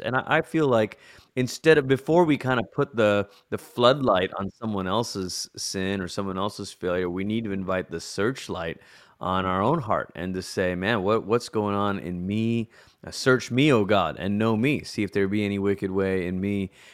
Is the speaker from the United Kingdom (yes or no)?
no; Malaysia; moved away as an adult; also born or lived in United States / Colorado Springs; I'm originally from Malaysia, and that's where I grew up